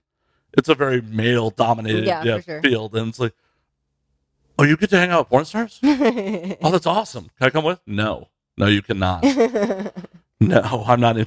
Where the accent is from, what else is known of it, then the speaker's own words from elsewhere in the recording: Chicago, Illinois, United States; I grew up in Chicago